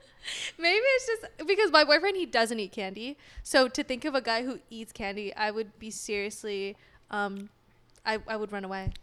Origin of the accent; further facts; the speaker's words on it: Sacramento, California, United States; moved away as an adult; also born or lived in San Diego, California / Long Beach, California; now in Los Angeles, United States; From S A C